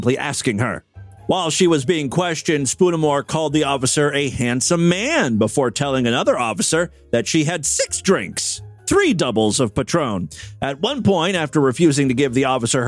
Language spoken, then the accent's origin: English; Ohio, United States; my home state